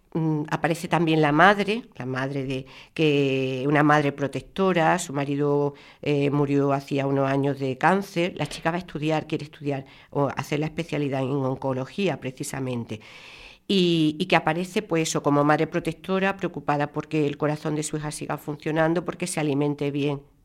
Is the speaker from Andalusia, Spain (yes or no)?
yes; Málaga, Andalusia, Spain; yo nací en Málaga